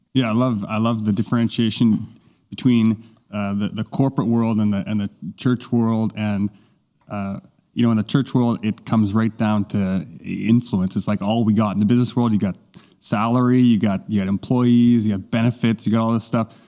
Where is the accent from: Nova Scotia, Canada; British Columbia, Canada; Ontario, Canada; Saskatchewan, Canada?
Nova Scotia, Canada; Halifax; I was among about three hundred or so folks that came from my hometown, he, uh, Halifax